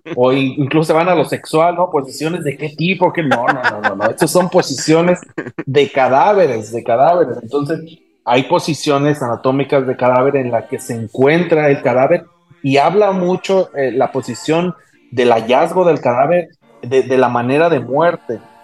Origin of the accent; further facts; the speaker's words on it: Morelia, Michoacán, Mexico; moved away as an adult; now in Baja California, Mexico; Soy originario de Morelia, Michoacán